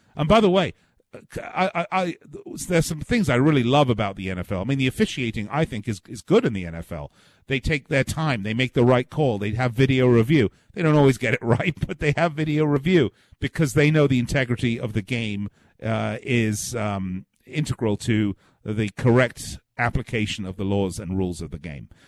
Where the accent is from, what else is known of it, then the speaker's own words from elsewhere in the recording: England, United Kingdom; I'm from England